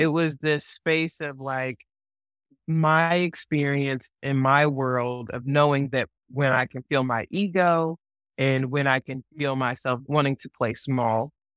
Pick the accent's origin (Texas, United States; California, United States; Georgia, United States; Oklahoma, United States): Georgia, United States; Atlanta; my hometown of Atlanta